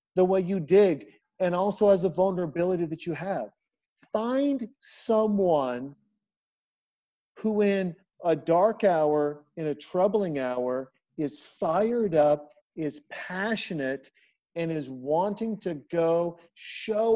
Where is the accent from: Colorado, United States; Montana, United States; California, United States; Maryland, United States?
Montana, United States; I'm a kid from Montana. I made my own bullets to go shoot deer